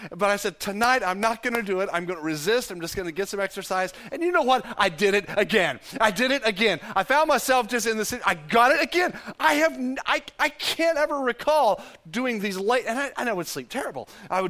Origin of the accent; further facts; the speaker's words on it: Texas, United States; because I'm a Texan